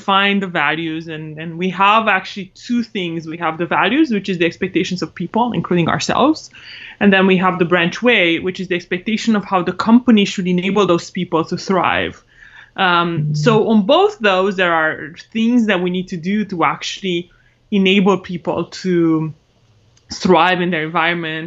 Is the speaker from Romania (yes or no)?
yes; Romania; English is a second language; moved away as an adult; now in United States; I'm originally from Romania. Came to the States for college on a scholarship.